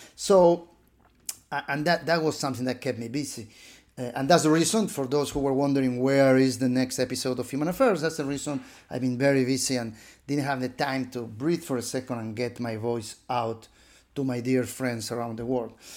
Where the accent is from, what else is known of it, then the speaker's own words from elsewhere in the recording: Buenos Aires, Argentina; moved away; living in my hometown of, uh, Buenos Aires, a middle-class boy